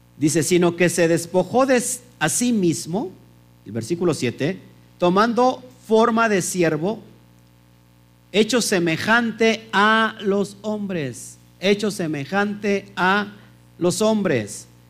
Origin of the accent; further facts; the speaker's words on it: Mexico; en México tenemos leyes